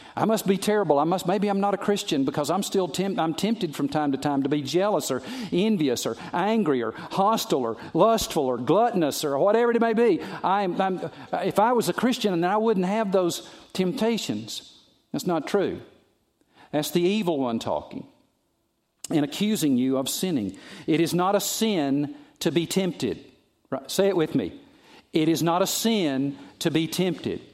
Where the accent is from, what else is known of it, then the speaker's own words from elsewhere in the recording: the South, United States; I'm from the South